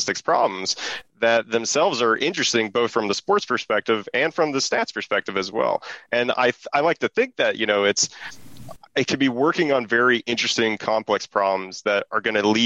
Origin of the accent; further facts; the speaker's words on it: Pittsburgh, Pennsylvania, United States; I'm from Pittsburgh, so I was always a sports fan growing up